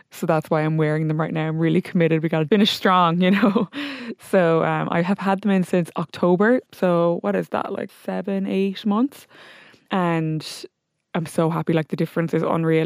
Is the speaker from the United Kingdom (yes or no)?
no; Limerick, Munster, Ireland; I'm from Limerick